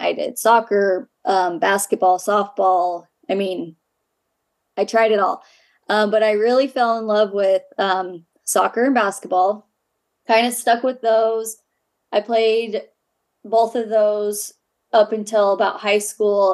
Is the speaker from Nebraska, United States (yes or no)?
no; Ogden, Utah, United States; I grew up in Ogden, Utah.